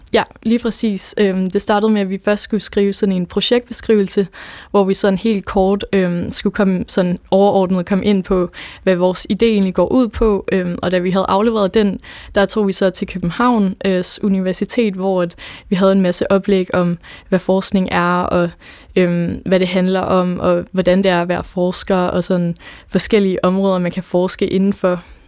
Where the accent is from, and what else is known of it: Nuuk, Sermersooq, Greenland; first language Danish; now in Odense, Denmark